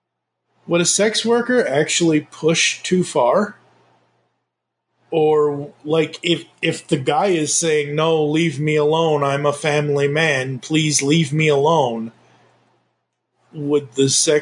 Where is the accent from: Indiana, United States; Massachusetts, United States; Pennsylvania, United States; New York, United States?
Massachusetts, United States; I grew up in Massachusetts, I should know this